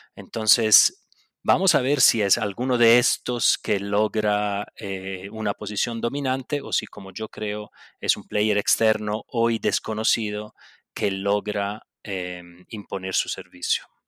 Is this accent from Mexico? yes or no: no; Buenos Aires, Argentina; accent: Italian; por más que me escuchen el acentico italiano, nací en Buenos Aires de mamá brasilera y sí, bueno, de papá italiano